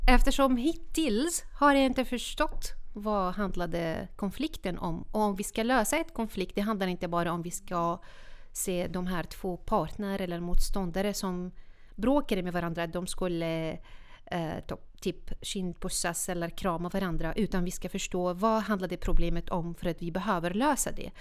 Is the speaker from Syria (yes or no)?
yes; Syria; Swedish is a second language; moved away as an adult; now in Sweden; Jag är född och uppvuxen i Syrien